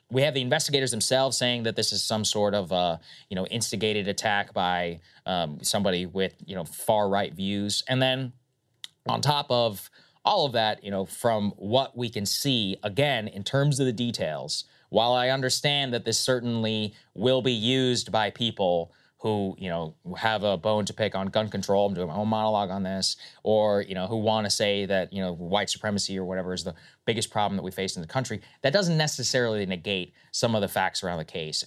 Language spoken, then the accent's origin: English; Texas, United States; I am from Texas